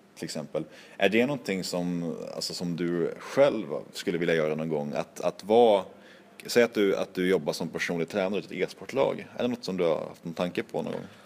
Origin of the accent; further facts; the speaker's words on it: Norrland, Sweden; jag var från Norrland